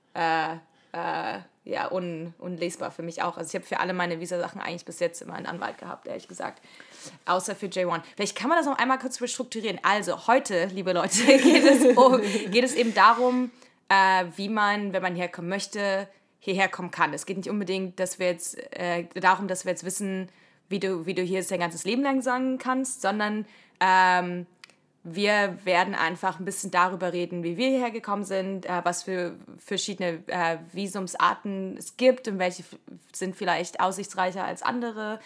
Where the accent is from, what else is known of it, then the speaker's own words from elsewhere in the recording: Germany; moved away as an adult; now in United States; die wir alles als Deutsche so machen